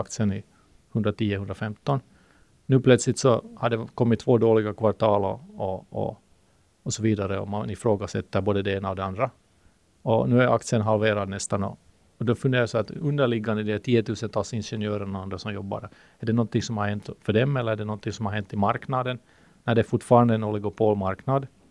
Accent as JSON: {"language": "Swedish", "country": "Finland", "accent": "Finland-Swedish", "first_language": "Swedish", "said": "det finns ju 300 000 finlandssvenskar i men vi pratar ju, om jag har förstått det rätt, så pratar vi en gammal, jättegammal svenska"}